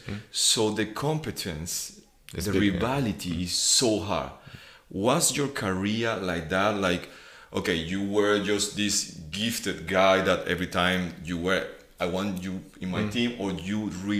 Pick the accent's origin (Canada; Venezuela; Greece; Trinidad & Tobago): Venezuela; moved away; I'm coming from Venezuela, which is just baseball and baseball and baseball.